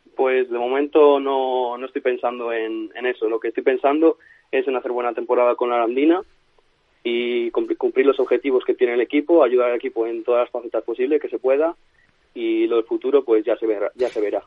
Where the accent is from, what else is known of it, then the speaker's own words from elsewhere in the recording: Toro, Castile and León, Spain; moved away as an adult; also born or lived in Valladolid; yo soy de Toro de, de Zamora